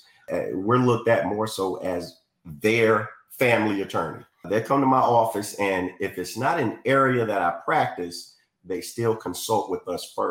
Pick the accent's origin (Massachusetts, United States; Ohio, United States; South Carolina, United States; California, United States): South Carolina, United States; Florence; also born or lived in Hawaii; I'm from the area, born and raised here